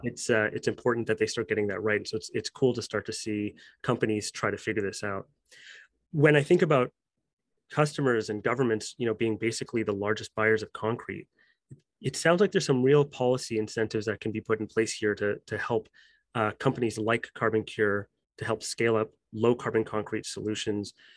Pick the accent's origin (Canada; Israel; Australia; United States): Canada; as a Canadian, you know, myself